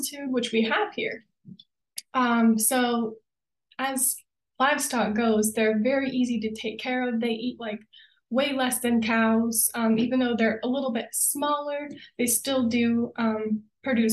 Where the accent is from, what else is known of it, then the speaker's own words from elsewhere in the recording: Vermont, United States; moved away as an adult; now in Colorado, United States; I grew up in Vermont